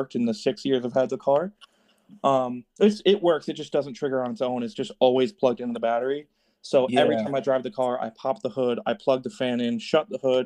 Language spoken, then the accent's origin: English; Northeast Connecticut, United States; I'm from Northeast Connecticut in New England. I'm 10 minutes from Rhode Island border